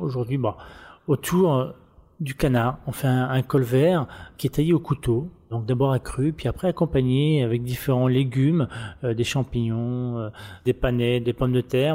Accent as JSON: {"language": "French", "town": "Le Mans", "region": "Pays de la Loire", "country": "France", "moved": "as an adult", "lives_now": "Reims, France", "said": "je suis de la Sarthe, hein, du Mans"}